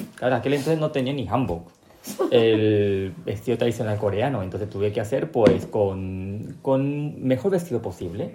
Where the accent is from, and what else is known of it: Paraguay; born or raised there; also born or lived in South Korea (ancestry)